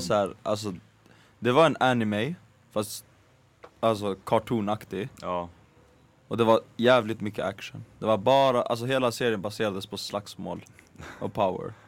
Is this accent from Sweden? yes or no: yes; Skärholmen, Stockholm County, Sweden; fotbollsplanen i Skärholmen, Mm. där jag växte upp